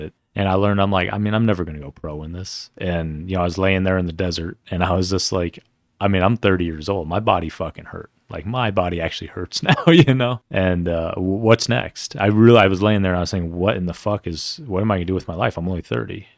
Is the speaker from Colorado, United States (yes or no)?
yes; Denver, Colorado, United States; I grew up in Cherry Creek, uh, and it, for people who don't know where that is, it's a very affluent part of Denver